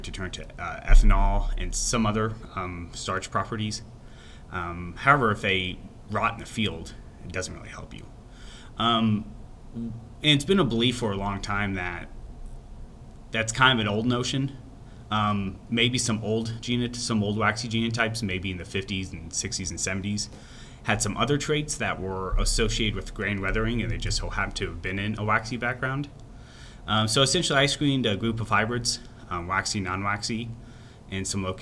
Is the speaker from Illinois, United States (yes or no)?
yes; Illinois, United States; moved away as an adult; now in Texas, United States; I grew up in Illinois, pretty much spent my entire life there, never even saw sorghum